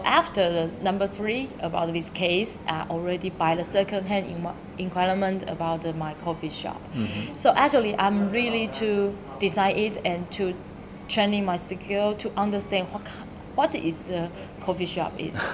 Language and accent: English; Taiwan; English is a second language; moved away as an adult; now in Shenzhen, China; I come from Taiwan, so yeah. now I'm working in Shenzhen almost six year